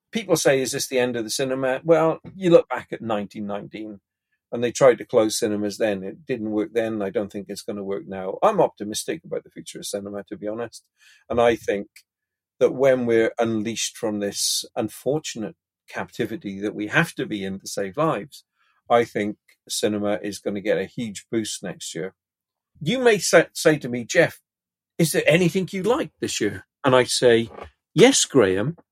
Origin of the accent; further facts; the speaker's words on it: Pontypridd, Wales, United Kingdom; where I grew up in Pontypridd, we had two cinemas, the White Palace and the County